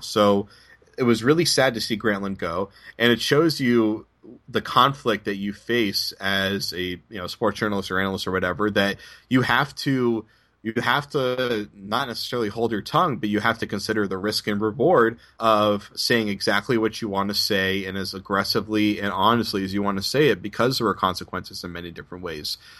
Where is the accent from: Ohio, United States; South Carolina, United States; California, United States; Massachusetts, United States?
Massachusetts, United States; Boston; the hot take culture that I grew up in in Boston